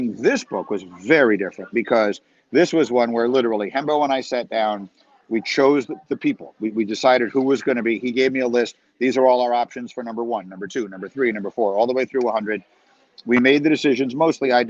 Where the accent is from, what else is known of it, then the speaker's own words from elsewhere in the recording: New York City, New York, United States; I grew up in New York City and my parents wrote travel guides